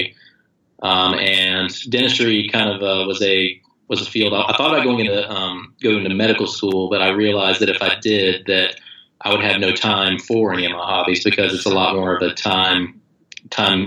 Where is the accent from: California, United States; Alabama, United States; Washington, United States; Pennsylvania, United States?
Alabama, United States; moved away as an adult; now in Boston, United States; I'm from, I was born and raised in Alabama, and this is actually my first foray into living in another state